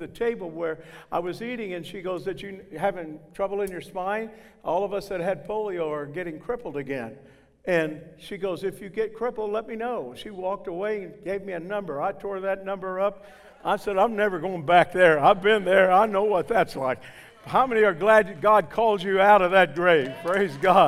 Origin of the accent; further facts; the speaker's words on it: southern Indiana, United States; accent: northern twang blended with southern drawl; I'm from southern Indiana, where the swift, rushing waters of the Wabash flow into the strong, muscular arms of the Ohio.